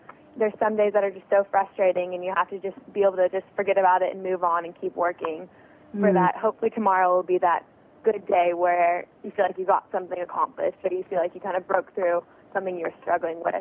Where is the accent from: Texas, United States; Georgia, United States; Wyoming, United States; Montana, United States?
Texas, United States; I'm from Texas